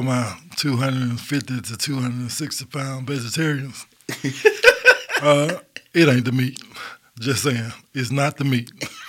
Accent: Birmingham, Alabama, United States; Collegeville. North side of town.

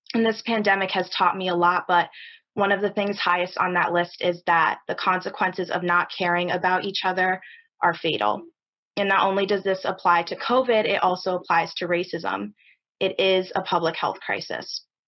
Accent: East Lyme, Connecticut, United States; Being a person of color going through the East Lyme school system

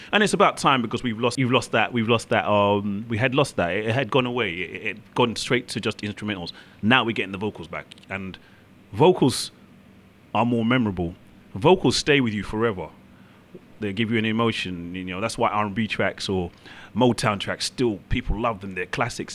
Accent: London, United Kingdom; I'm from London, UK.

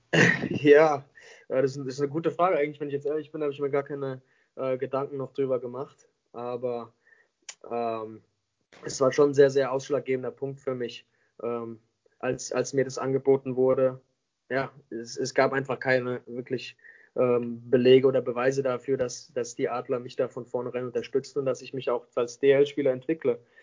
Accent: Mannheim, Baden-Württemberg, Germany; moved away as an adult; also born or lived in Vancouver; ich bin gebürtiger Mannheimer. Ähm, ich komme, bin jeden Sommer äh, hier zurück in Mannheim. das ist meine Heimat

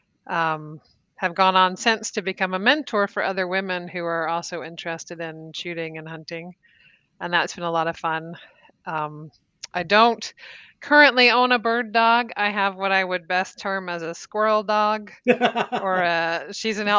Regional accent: East Tennessee, United States; moved away as an adult; also born or lived in Provo, Utah / Albuquerque, New Mexico; I grew up in East Tennessee and down in the South

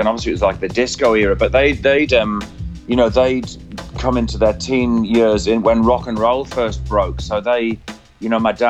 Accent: Cramlington, North East England, United Kingdom; also born or lived in Ashington; And then I was, sort of brought up on a new town called Cramlington New Town

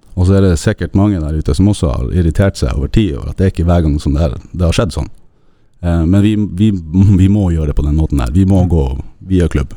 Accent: Narvik, Nordland, Norway; moved away; nå er jeg fra Narvik

